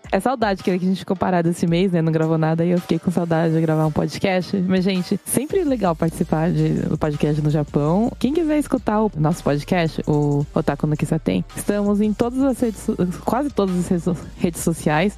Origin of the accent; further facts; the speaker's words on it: Brazil; now in Japan; Eu cresci no Brasil